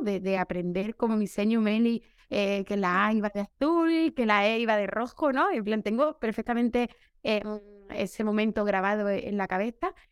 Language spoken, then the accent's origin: Spanish; Seville, Andalusia, Spain; trabajo aquí en Sevilla, que es mi tierra, donde he vivido desde pequeña